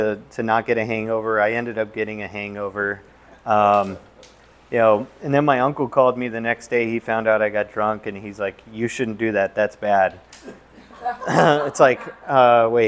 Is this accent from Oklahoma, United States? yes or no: no; Southern California, United States; now in Arizona, United States; I grew up in Southern California